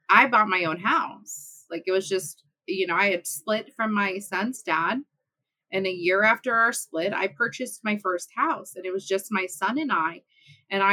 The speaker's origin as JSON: {"language": "English", "region": "Midwest of the U.S.", "country": "United States", "tie": "born or raised there", "said": "I am born and raised in the Midwest of the U.S."}